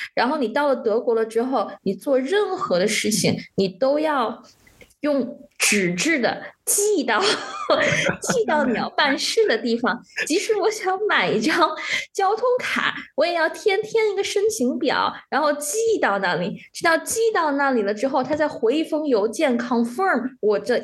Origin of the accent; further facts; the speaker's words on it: China; moved away; also born or lived in Shanghai / Netherlands / Germany; 我当时在上海的时候